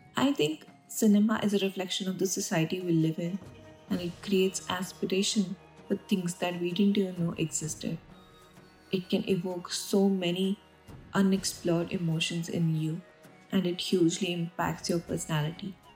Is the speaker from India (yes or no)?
yes; India; I grew up in India